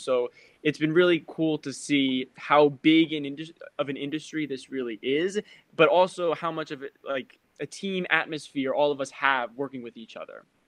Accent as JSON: {"language": "English", "town": "Randolph", "region": "New Jersey", "country": "United States", "said": "I am from Randolph, New Jersey. That's where I am right now."}